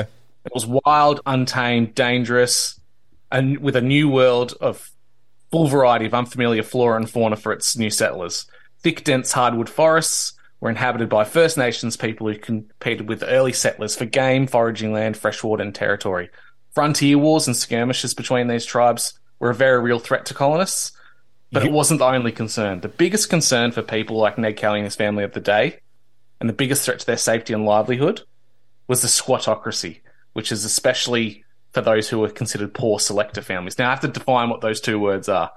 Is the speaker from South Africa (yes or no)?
no; Victoria, Australia